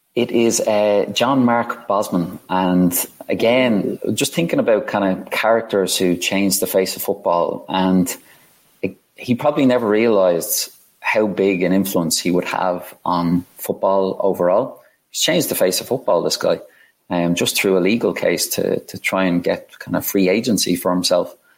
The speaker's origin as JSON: {"language": "English", "country": "Ireland", "said": "being Irish"}